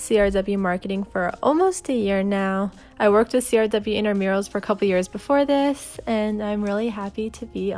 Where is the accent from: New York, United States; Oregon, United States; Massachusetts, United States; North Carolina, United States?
North Carolina, United States; Raleigh; I'm from Raleigh, North Carolina